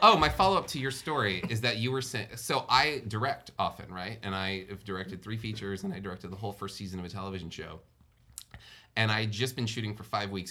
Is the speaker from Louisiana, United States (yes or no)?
yes; New Orleans, Louisiana, United States; I grew up in New Orleans